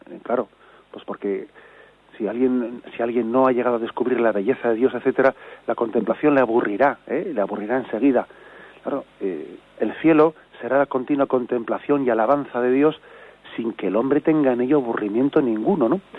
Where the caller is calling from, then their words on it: Zaragoza, Aragon, Spain; Buenos días … de Zaragoza.